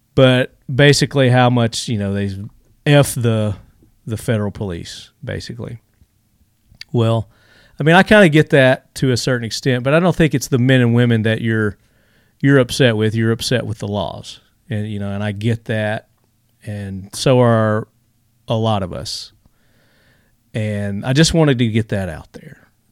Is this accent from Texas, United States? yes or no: no; Tennessee, United States; this comes from my home state. I'm here in Tennessee.